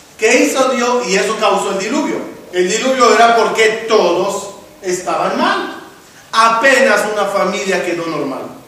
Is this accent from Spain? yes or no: no; Israel; born or raised there; now in Mexico